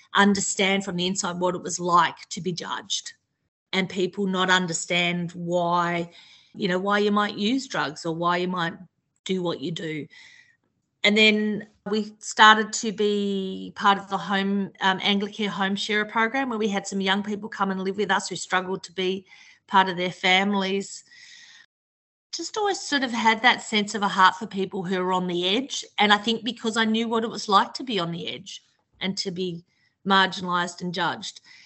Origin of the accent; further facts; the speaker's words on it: Tasmania, Australia; moved away as an adult; now in Melbourne, Australia; I grew up in Tasmania, but I've sort of lived in Melbourne since I was I moved here in my early 20s